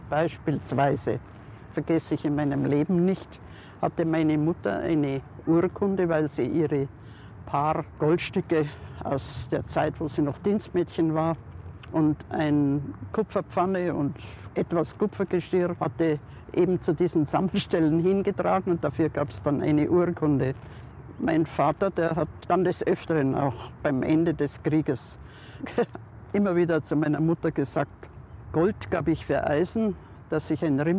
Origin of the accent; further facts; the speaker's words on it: Munich, Bavaria, Germany; Ich bin 1909 geboren in München und hier in der Gegend in der Schleißheimer Straße aufgewachsen.